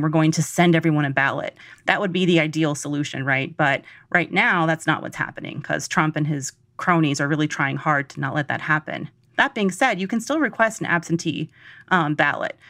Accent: Georgia, United States; I'm from Georgia

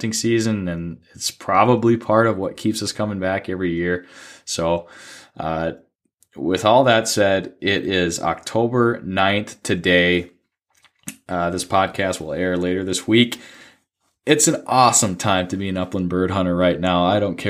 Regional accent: Duluth, Minnesota, United States; growing up in Duluth

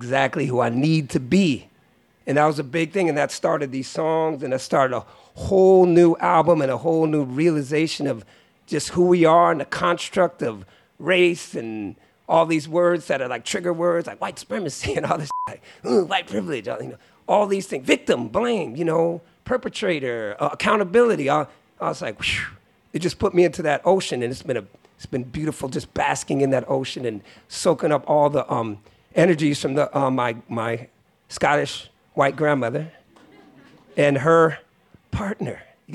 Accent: Bay Area, California, United States; growing up in the Bay Area

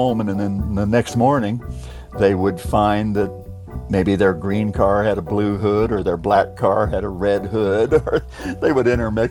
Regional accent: Clearwater, Florida, United States; I'm from Clearwater, Florida. Spent most all of my life there.

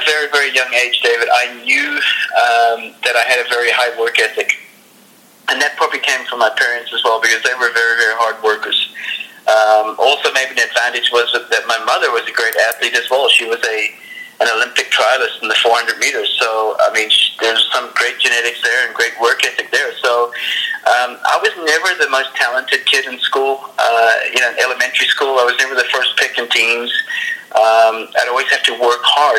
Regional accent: Johannesburg, Gauteng, South Africa; also born or lived in Ireland; It was my first sport when I was growing up in South Africa. I was probably around about 8, 9 years old.

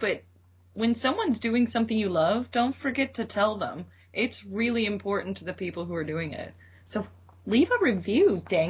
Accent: Cleveland, Ohio, United States; Well, I'm from Cleveland, so driving in snow

